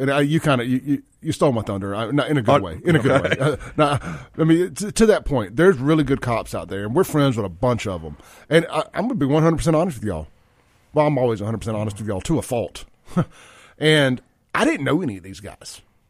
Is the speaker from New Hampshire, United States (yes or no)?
no; Jackson, Mississippi, United States; now in Rankin County, United States; I came from Jackson, and I've only been out in Rankin County. March will be 3 years, and I left Jackson not because I wanted